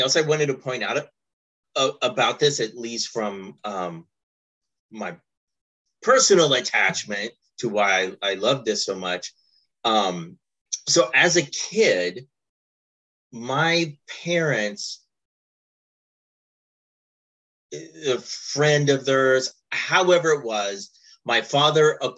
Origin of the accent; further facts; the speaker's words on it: Kentucky, United States; where I grew up in Kentucky